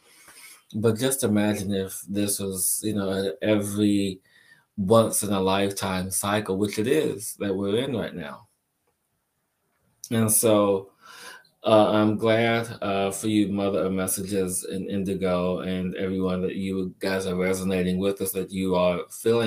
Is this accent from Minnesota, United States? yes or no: no; Chicago, Illinois, United States; moved away; also born or lived in New York; me growing up in Chicago and living in New York for a period of time